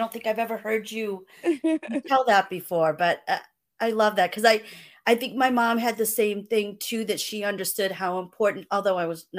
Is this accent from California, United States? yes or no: no; Dighton, Massachusetts, United States; Dighton, Mass. That's it.